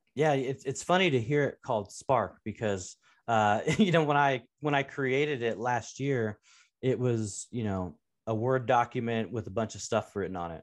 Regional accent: Portland, Oregon, United States; grew up in the Pacific Northwest in Portland, Oregon, and the part of town I w, grew up in was actually in North Portland.

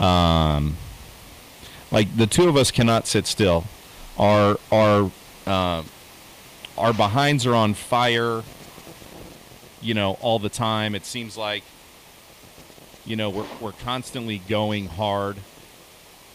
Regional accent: Pennsylvania, United States; we grew up in Pennsylvania

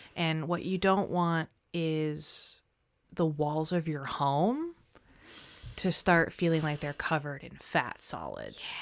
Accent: United States; I grew up in the United States

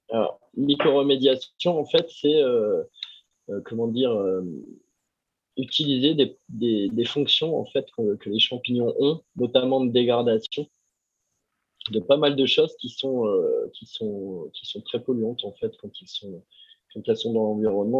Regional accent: Ardèche, Auvergne-Rhône-Alpes, France; je viens de Tardèche

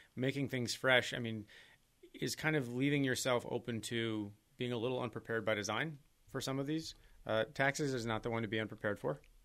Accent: Green Bay, Wisconsin, United States; moved away; my hometown in Green Bay

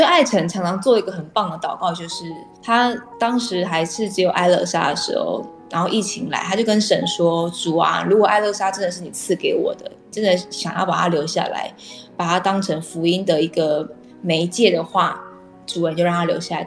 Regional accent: Tainan, Taiwan; 因为我本身是台南人，对于吃就特别的讲究

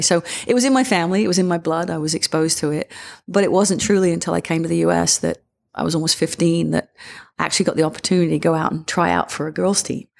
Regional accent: England, United Kingdom; moved away; yourself growing up in England

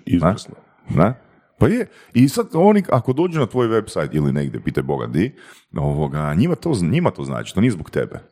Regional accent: Varaždin, Varaždin County, Croatia; ja sam iz Varaždina

